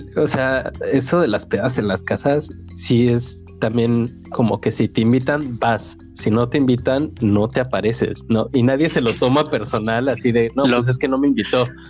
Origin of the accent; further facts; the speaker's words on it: Mexico; moved away; como mexicanos, e incluso me voy a atrever a decir esto como latinos